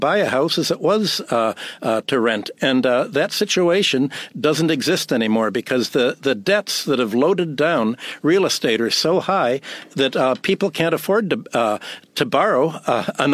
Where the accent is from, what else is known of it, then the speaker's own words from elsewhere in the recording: Chicago, Illinois, United States; moved away as an adult; also born or lived in Minneapolis, Minnesota / New York; I was born in Minneapolis, grew up in Chicago, came to New York went to work, got a PhD in economics